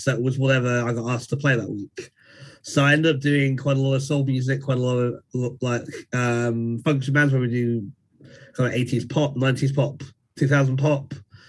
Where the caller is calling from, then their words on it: United Kingdom; So I'm in the UK, so it's just gone 7 here.